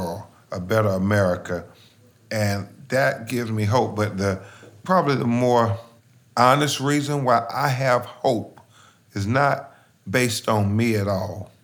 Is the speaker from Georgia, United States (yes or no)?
no; Lumberton, North Carolina, United States; now in Florida, United States; I grew up in the government housing projects, single mother, raised me and my two little brothers. The statistics said that, hey, you're going to end up in a minimum wage job, or you're going to end up in prison, or you're going to end up dead. That's what the statistics said about me and every other little black boy growing up in Lumberton, North Carolina